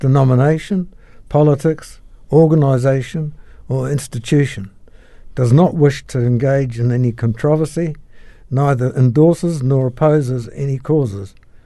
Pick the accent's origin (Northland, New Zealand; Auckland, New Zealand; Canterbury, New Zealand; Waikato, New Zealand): Canterbury, New Zealand; Christchurch; also born or lived in Nelson, New Zealand; I moved to Christchurch with my family when my father, who was a meteorologist, transferred to Christchurch from Nelson